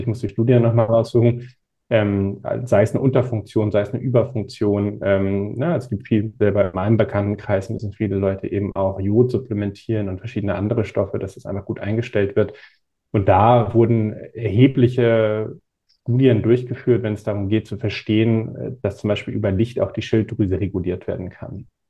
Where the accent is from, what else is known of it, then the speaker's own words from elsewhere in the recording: Northern Germany, Germany; Ich komme aus Norddeutschland, haben wir ohne Ende Wind